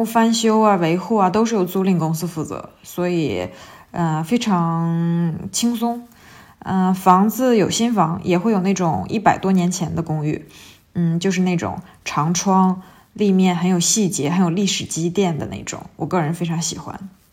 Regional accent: China; 我们中国人

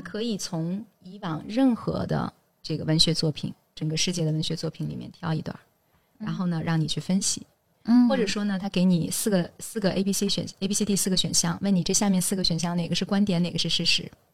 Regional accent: Jiangsu, China; accent: Jiangsu dialect; moved away; 我回老家的时候，我能用江苏土话跟我外婆唠嗑儿

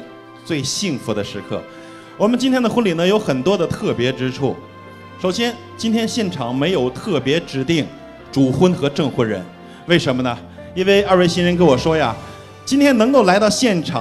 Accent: China; 我们中国人对于婚姻、对于婚礼讲究的是见证。

